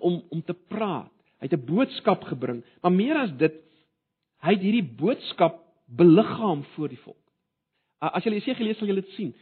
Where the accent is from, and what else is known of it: South Africa